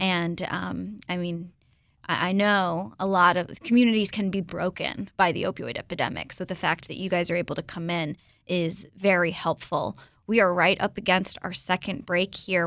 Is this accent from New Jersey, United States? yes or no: no; Florida, United States; I'm from Florida